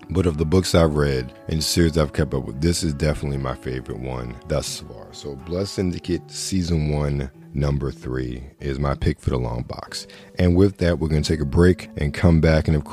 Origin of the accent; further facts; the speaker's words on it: Baltimore, Maryland, United States; Growing up in Baltimore, Fox 45 in Baltimore